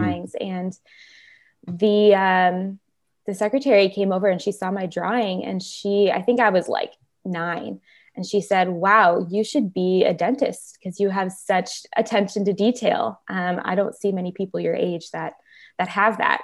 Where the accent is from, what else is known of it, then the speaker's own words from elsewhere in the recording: Chicago, Illinois, United States; moved away as an adult; now in California, United States; originally I am from Chicago, uh, the northwest side of Chicago, so I'm a Midwest girl at heart. Um, but I came out to California in twenty thirteen for college, and I've been here ever since